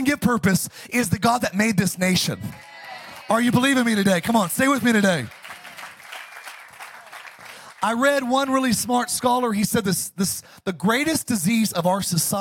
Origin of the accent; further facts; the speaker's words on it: Palmdale, California, United States; my hometown, Palmdale, Lancaster